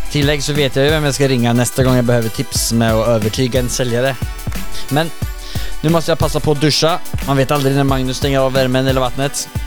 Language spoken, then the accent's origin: Swedish; Linköping, Östergötland, Sweden; Höra lite dialekt från min hemstad Linköping.